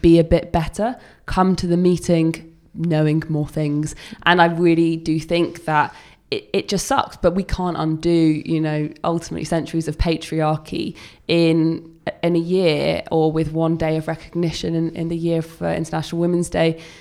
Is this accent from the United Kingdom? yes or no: yes; United Kingdom; accent: English accent; as a Brit